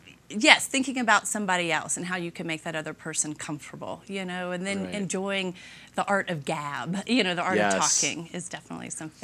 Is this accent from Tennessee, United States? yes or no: yes; Memphis, Tennessee, United States; moved away as an adult; now in Aspen, United States; originally I'm from Memphis, Tennessee.